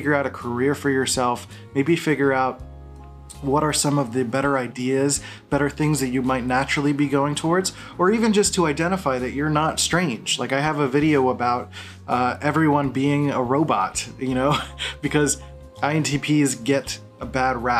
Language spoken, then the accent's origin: English; Philadelphia, Pennsylvania, United States; I grew up in Philadelphia